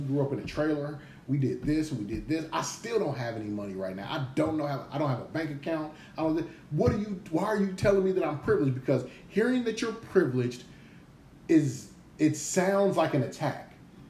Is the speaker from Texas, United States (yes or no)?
no; Gary, Indiana, United States; I grew up in Gary. It was poor as hell in Gary.